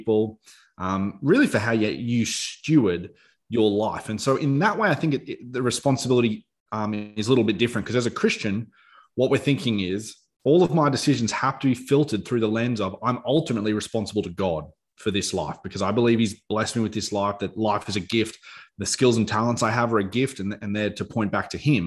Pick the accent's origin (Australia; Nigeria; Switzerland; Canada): Australia; we have a responsibility as Australians